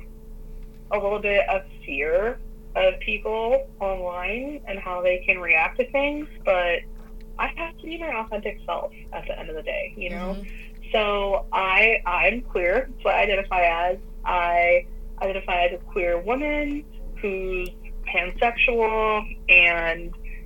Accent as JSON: {"language": "English", "country": "United States", "said": "I'm an American"}